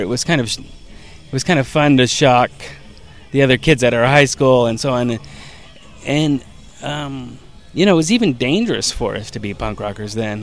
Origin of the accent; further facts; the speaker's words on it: Hayward, California, United States; where we grew up in Hayward is a suburb of San Francisco